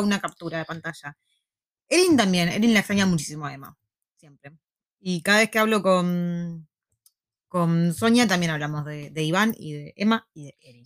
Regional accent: Buenos Aires, Argentina; moved away as an adult; also born or lived in La Plata, Argentina; now in New Zealand; Yo toda mi vida cuando era chica vivía en Parque Patricio, después viví muchos años en Urquiza

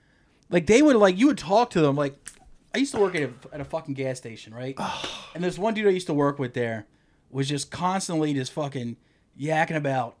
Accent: Delaware, United States; born or raised there

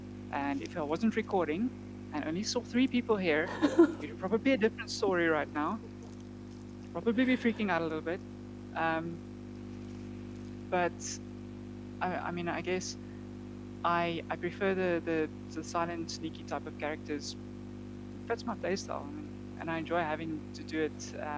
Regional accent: Namibia; now in South Africa; I came from Namibia, so I mean, obviously the gaming scene there was quite a bit smaller than it is here in South Africa.

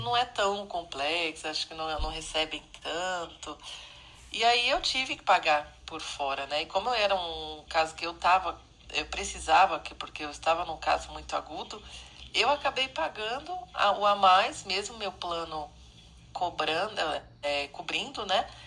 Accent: São Paulo, Brazil; Eu sou de São Paulo

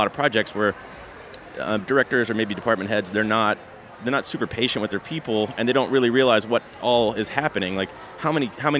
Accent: Louisville, Kentucky, United States; I'm from Louisville, Kentucky, and we have the Big Lebowski Fest every year there

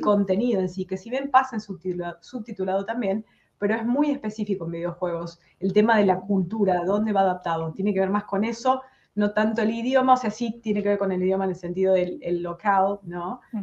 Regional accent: San Francisco, Córdoba, Argentina; moved away as an adult; yo soy de San Francisco, está tres horas de la capital

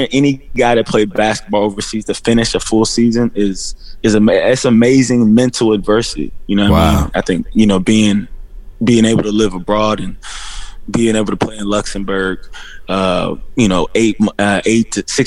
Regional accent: Indianapolis, Indiana, United States; moved away as an adult; also born or lived in Los Angeles; I came from Warren Central High School

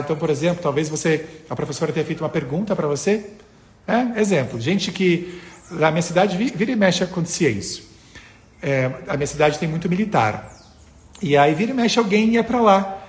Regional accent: interior of Rio Grande do Sul, Brazil; eu sou do interior do Rio Grande do Sul

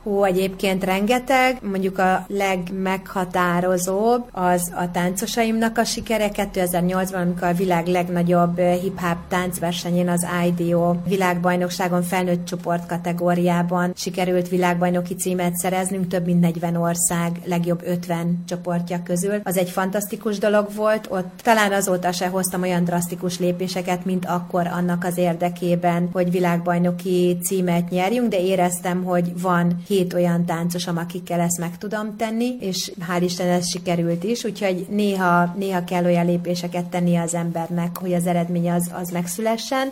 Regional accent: Ajka, Veszprém County, Hungary; Én egyébként Ajkán születtem

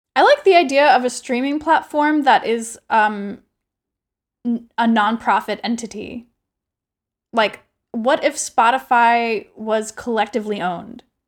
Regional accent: United States; I am regularly as an American

